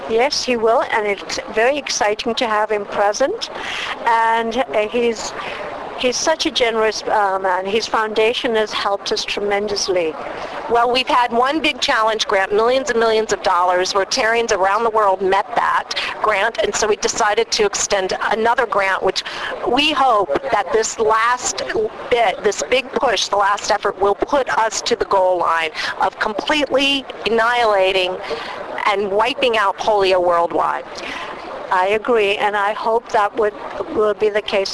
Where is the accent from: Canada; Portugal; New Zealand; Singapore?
Canada; Cambridge, Ontario; I'm from Cambridge, Ontario, Canada.